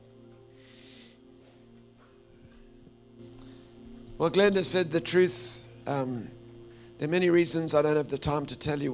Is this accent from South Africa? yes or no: yes; South Africa; the culture I grew up in South Africa is men really don't cry in public